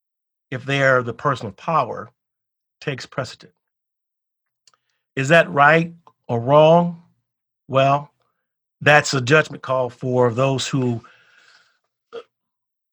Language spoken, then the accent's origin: English; Chicago, Illinois, United States; growing up in the South Side of Chicago in the 60s